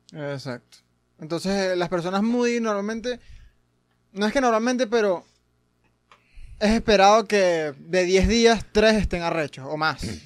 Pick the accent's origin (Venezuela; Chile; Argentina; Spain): Venezuela; yo que soy venezolano